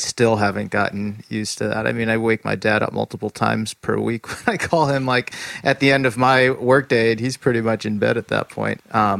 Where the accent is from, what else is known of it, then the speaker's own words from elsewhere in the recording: East Coast, United States; now in California, United States; as someone who is from the East Coast and now lives in California